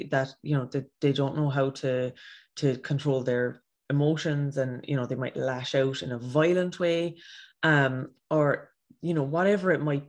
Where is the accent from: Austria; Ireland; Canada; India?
Ireland; as an Irish nation